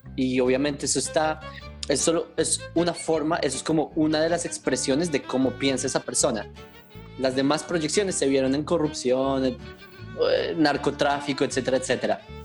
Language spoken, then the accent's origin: Spanish; Colombia; accent: Colombian; now in Israel; yo nací en Colombia